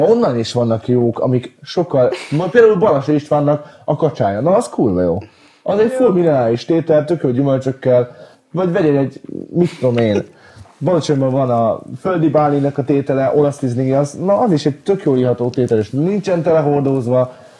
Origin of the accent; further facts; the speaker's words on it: Hungary; magyar vagyok